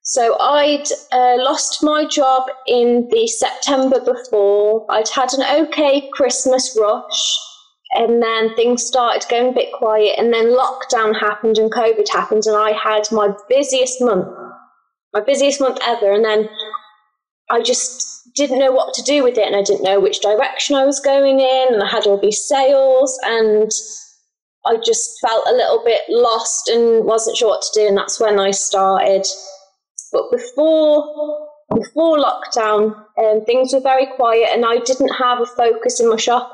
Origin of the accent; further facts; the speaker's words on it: England, United Kingdom; I'm from England